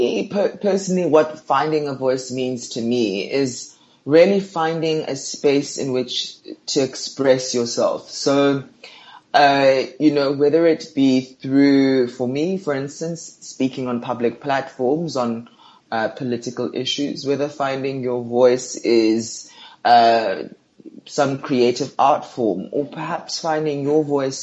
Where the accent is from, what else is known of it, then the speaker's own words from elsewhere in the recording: Johannesburg, Gauteng, South Africa; I'm from Johannesburg. I grew up in a mixture of townships and suburbs